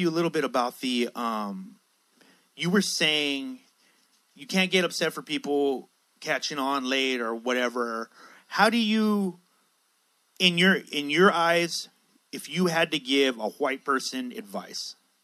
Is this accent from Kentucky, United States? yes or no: no; San Diego, California, United States; I was raised in Logan Heights in San Diego